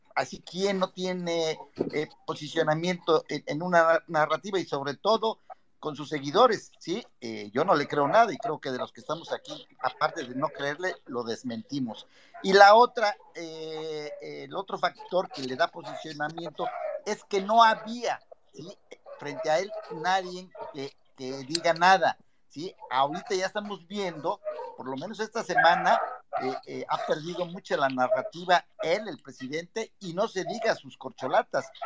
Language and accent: Spanish; Chilpancingo, Guerrero, Mexico; yo soy de Chilpancingo Guerrero